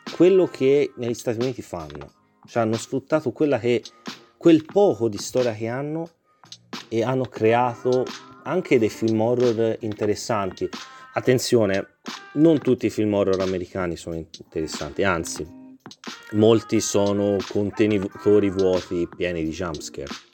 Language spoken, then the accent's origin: Italian; Tuscany, Italy; da toscano